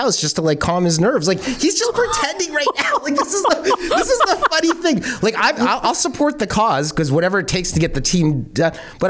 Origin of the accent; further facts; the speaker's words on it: Toronto, Ontario, Canada; also born or lived in Clarkson, Mississauga; My parents, like we grew up originally in Parkdale. And so the Toronto homes chopped up in like 2, 3, 4 units.